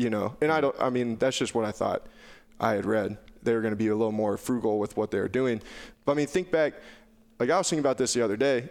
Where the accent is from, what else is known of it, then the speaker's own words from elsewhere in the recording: Southwest Iowa, United States; I was from Southwest Iowa